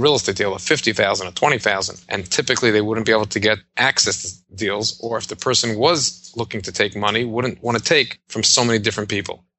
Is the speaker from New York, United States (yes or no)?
yes; New York City, New York, United States; also born or lived in Jerusalem; I was born and grew up in Brooklyn, New York.